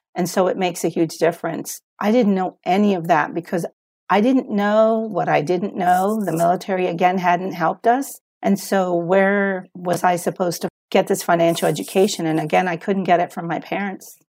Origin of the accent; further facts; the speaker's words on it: Puerto Rico; moved away as an adult; also born or lived in United States; I was born in Puerto Rico, but we moved to the U S, and then I grew up in the U S, for part of my life, and then at thirteen, we moved back to Puerto Rico, and I was there through college